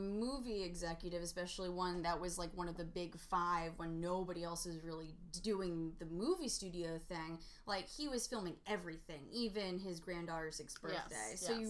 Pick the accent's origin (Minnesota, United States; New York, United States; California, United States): New York, United States; Because I'm a New Yorker.